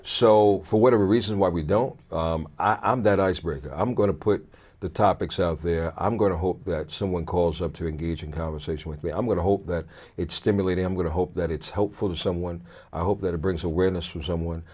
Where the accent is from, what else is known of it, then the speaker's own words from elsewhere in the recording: Brooklyn, New York, United States; moved away; also born or lived in Richmond, Virginia / Connecticut; I was born in Brooklyn